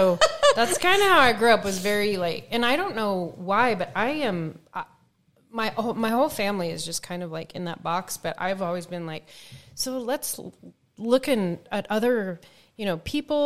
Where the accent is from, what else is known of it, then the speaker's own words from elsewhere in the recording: Spokane, Washington, United States; also born or lived in Spangle, Washington; I grew up in Spokane